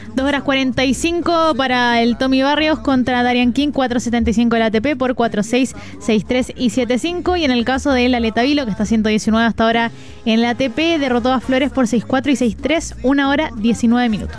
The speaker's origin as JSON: {"language": "Spanish", "country": "Chile", "said": "todos los chilenos nos incluimos ahí"}